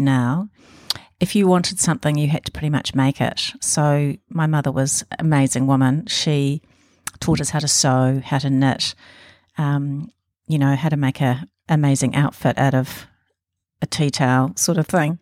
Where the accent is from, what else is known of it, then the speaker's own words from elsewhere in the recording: Auckland, New Zealand; I was born in Auckland